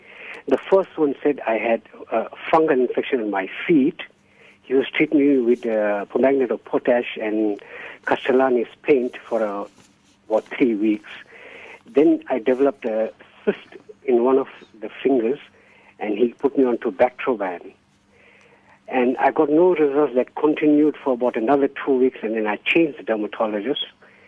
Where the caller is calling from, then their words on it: Durban, KwaZulu-Natal, South Africa; I'm calling from Durban.